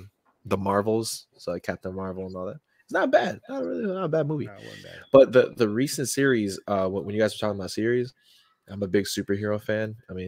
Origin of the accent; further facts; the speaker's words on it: South Shields, North East England, United Kingdom; you know, we're from Sith Shields.